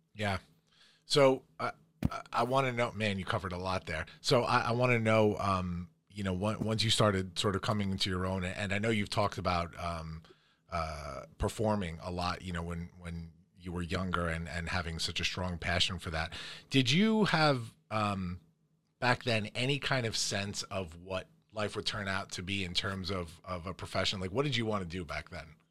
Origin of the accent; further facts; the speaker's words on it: Farmingdale, New York, United States; we all grew up here in the Dale, here in Farmingdale, New York, in the heart of Long Island.